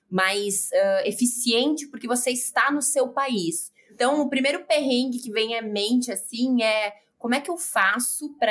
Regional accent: Porto Alegre, Rio Grande do Sul, Brazil; accent: gaúcho; moved away as an adult; also born or lived in Giruá / England / Italy / United States; Meu sotaque é gaúcho, é do Rio Grande do Sul. É, nasci em Giruá, fiquei boa parte da minha vida em Porto Alegre e me sinto 100% gaúcha.

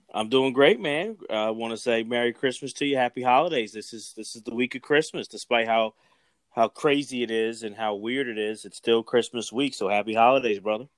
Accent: Philadelphia, Pennsylvania, United States; … and I are from the Philadelphia area

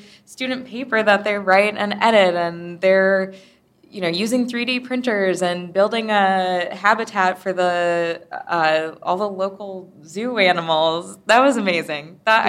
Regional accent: Wisconsin, United States; my home state of Wisconsin

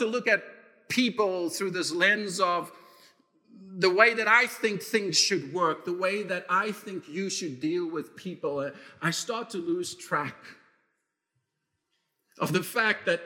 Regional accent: South Africa; moved away; my own experience of growing up in South Africa

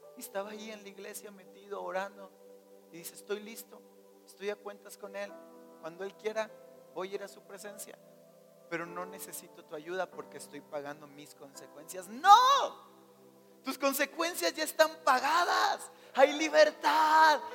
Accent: Mexico; Creo que somos mexicanos

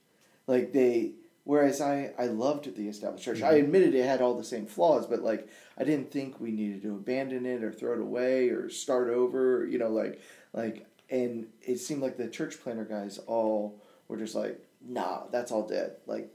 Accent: Togo; born there; my parents were African missionaries and I was born in Togo, Africa, and the village nicknamed me ….

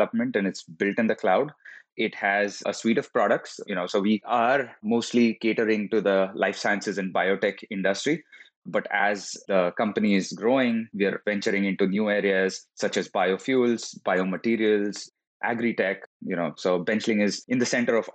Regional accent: India; moved away as an adult; also born or lived in Florida; now in San Francisco, United States; I am originally from India. I studied there, worked for a couple of years before coming to the US

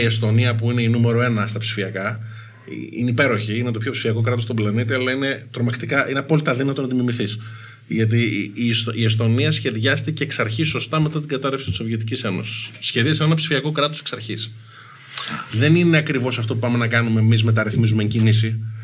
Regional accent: Athens, Attica, Greece; έχω μεγαλώσει στην Αθήνα. Πήγα σχολείο στην Αθήνα, στα Πατήσια. Στα κάτω Πατήσια μεγάλωσα.

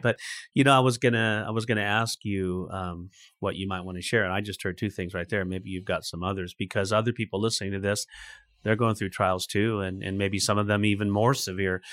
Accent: California, United States; not the first city I would choose to live in in my home state

